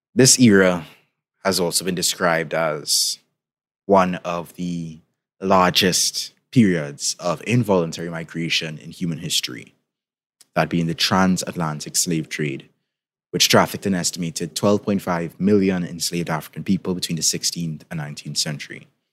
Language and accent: English; Trinidad & Tobago; in case you didn't tell by my accent, I'm from the Caribbean, particularly from Trinidad and Tobago.